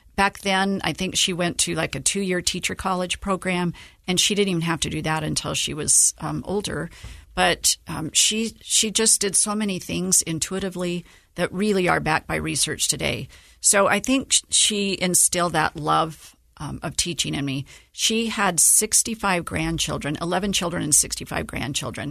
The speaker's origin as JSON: {"language": "English", "town": "Antimony", "region": "Utah", "country": "United States", "tie": "born or raised there", "also_born_or_lived": "St. George, Utah", "said": "born and raised in Utah"}